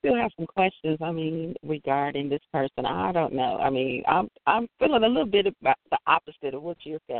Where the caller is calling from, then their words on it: Illinois, United States; I'm calling from Illinois.